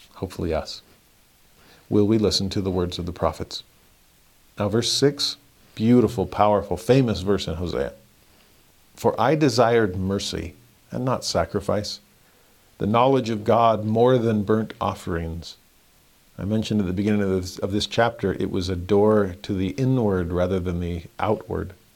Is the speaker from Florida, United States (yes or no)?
no; Southern California, United States; growing up in Southern California